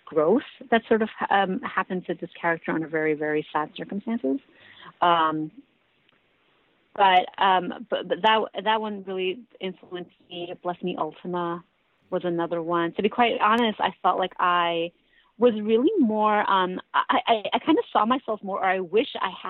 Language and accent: English; New York, United States; I grew up here in New York